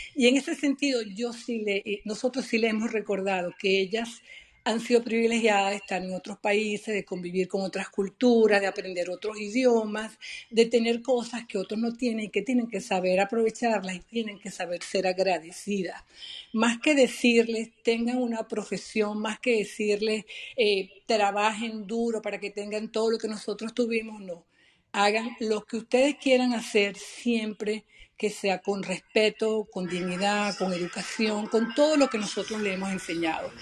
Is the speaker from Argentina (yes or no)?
no; Venezuela; now in United States; yo no soy una mamá americana, yo soy mamá venezolana